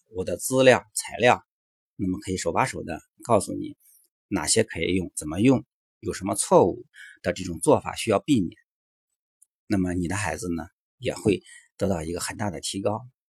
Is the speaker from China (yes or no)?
yes; China; 我们中国人为了学英语